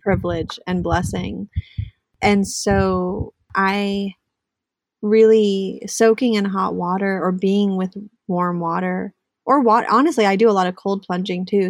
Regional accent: Southern California, United States; moved away as an adult; also born or lived in New York City, United States; now in Northern California, United States; I grew up in SoCal, Southern California. Um, I grew up in the suburbs

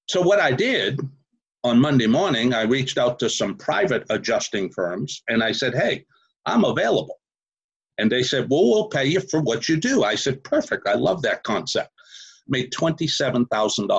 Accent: Boston, Massachusetts, United States; accent: Boston; moved away as an adult; now in Houston, United States; I'm originally from Massachusetts, Boston, Massachusetts

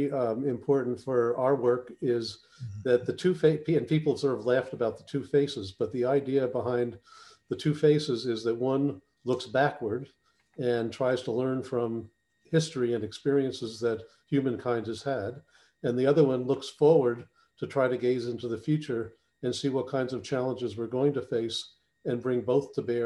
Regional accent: New Jersey, United States; my home state of New Jersey

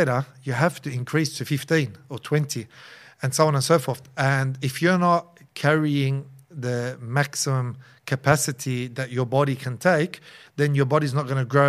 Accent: Auburn, New South Wales, Australia; I just wanted what was closest to the masjid because I was originally from Auburn and back then it was only Masjid Amr, the old Masjid Amr, 2004, you know?

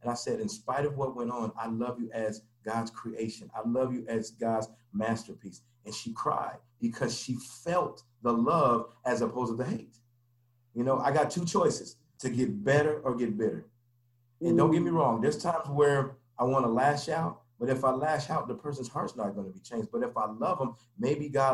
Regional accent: Denver, Colorado, United States; I grew up in Denver, Colorado. I'm from Denver, Colorado. And I grew up there, you know, basically all my life

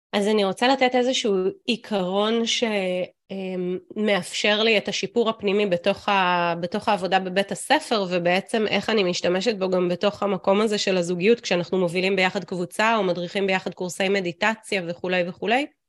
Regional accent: Israel; also born or lived in United States; ובקיבוץ אני אה, קיבוצניקית

